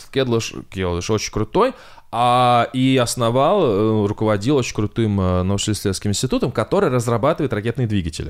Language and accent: Russian; Kovrov, Vladimir Oblast, Russia; Я из Коврова